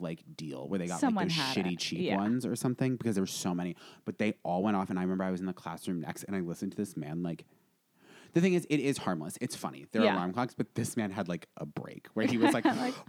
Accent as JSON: {"language": "English", "region": "Vermont", "country": "United States", "tie": "born or raised there", "moved": "yes", "said": "I grew up in Vermont. I grew up in, like, an objectively beautiful part of America."}